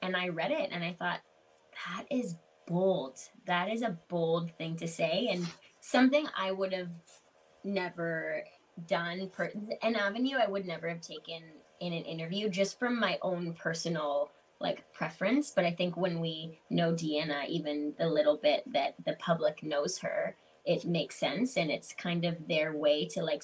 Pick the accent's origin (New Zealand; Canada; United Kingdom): Canada; being an English speaking Canadian